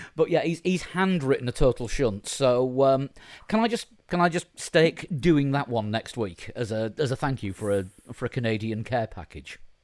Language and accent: English; Yorkshire and the Humber, United Kingdom; I'm a Yorkshireman.